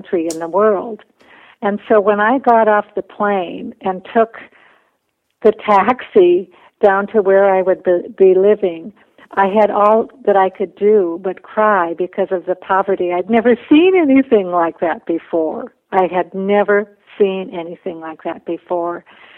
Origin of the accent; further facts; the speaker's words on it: Minnesota, United States; also born or lived in Bolivia; I went to school full-time to the University of Minnesota, but I also worked full-time, so I lived at home